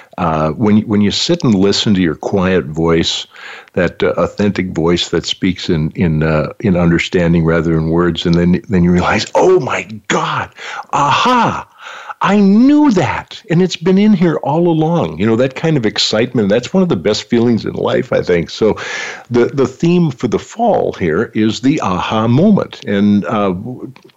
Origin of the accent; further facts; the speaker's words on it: North Dakota, United States; I come from North Dakota